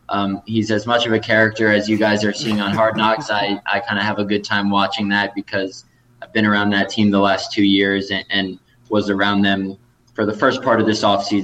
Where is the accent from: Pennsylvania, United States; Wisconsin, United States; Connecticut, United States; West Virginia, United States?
Connecticut, United States; moved away as an adult; also born or lived in New York City / San Francisco / Oakland; now in Green Bay, United States; I'm from Connecticut, was born in New York City, lived in Connecticut pretty much my whole life until I went out to California to cover the Raiders.